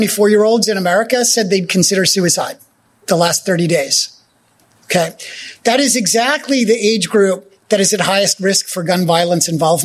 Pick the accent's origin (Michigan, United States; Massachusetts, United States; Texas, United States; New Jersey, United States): New Jersey, United States; also born or lived in Germany; That was there for us in New Jersey where I grew up.